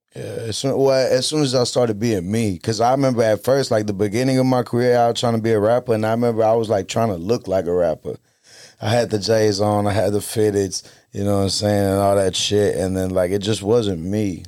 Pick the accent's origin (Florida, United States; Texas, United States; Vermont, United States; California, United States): Texas, United States; South Side; I'm from the South Side